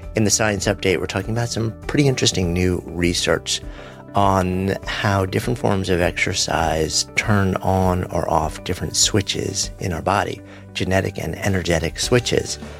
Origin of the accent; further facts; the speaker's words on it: New York City, New York, United States; As a New Yorker, who is connected to the pulse of this place and the people here